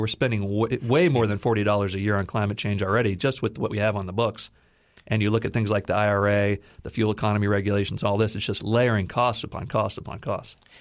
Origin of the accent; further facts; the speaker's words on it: Texas, United States; I'm from Texas